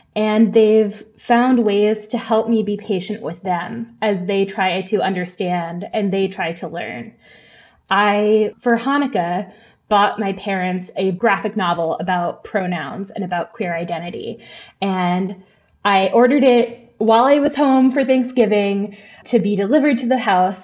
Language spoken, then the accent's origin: English; the American South, United States; I am a white person growing up in the South